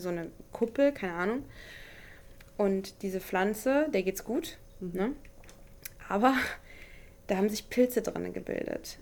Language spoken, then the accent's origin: German; Elgershausen, Hesse, Germany; moved away; Elgershausen, da wo ich herkomme, mhm. in, in Hessen, äh, in der Nähe von Kassel, ähm, das mein Zuhause ist